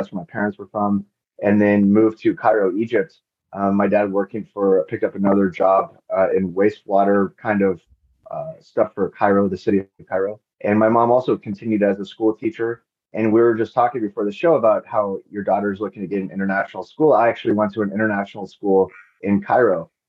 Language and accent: English; Ladybrand, Free State, South Africa; born there; also born or lived in Lesotho; so they moved to Lesotho, and I was born in South Africa, which is right across the border, just because at the time the hospitals were better in South Africa.